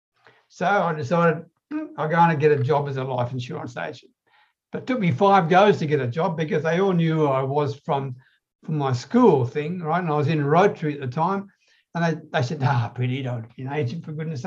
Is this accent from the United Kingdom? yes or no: no; Australia; I'm an Aussie